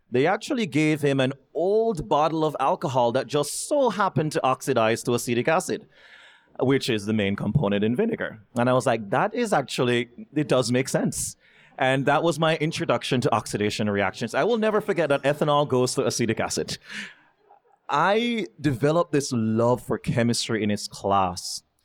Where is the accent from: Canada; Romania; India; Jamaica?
Jamaica; Kingston; moved away as an adult; now in United States; growing up in Jamaica